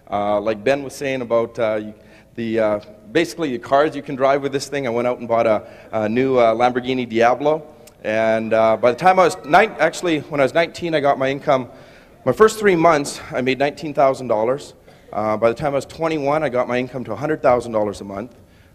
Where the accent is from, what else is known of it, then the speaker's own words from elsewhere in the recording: Vancouver, British Columbia, Canada; I'm from Vancouver, Canada.